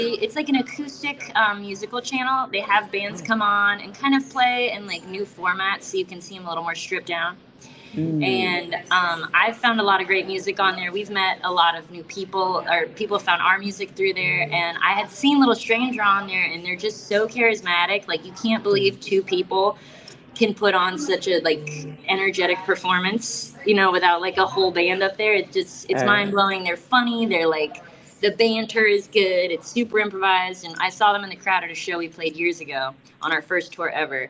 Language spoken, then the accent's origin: English; South Florida, United States; I'm from South Florida